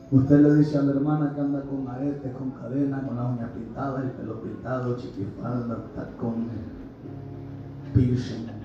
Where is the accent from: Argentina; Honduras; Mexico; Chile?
Honduras; de mi tierra Honduras, al menos que sea de allá de Santa Rosa de Copamba